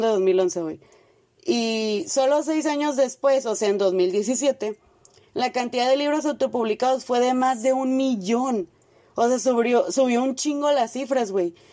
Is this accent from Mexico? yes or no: yes; Mexico; en nuestra experiencia de la que podemos hablar como mexicanas